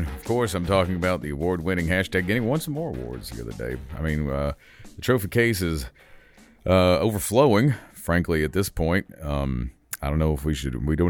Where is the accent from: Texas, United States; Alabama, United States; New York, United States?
Alabama, United States; Vestavia Hills; I went to a place called Vestavia.